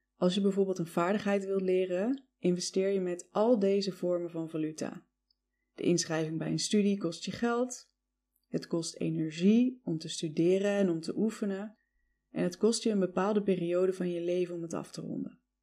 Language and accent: Dutch; Netherlands; also born or lived in United States